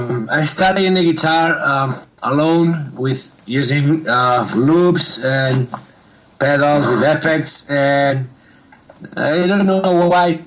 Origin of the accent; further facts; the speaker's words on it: near Barcelona, Catalonia, Spain; English is a second language; also born or lived in Sabadell; Murnau is an old warehouse located in my hometown, which is kind of near from Barcelona. It's half an hour from Barcelona.